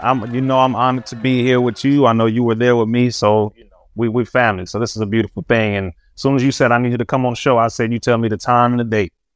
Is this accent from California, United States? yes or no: yes; Compton, California, United States; We were raised right here in Compton, California